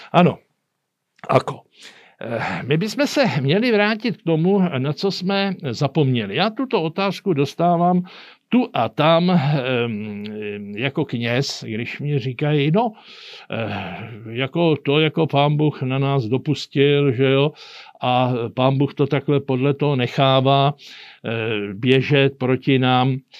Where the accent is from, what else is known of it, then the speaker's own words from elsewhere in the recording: Czechia; U nás v Čechách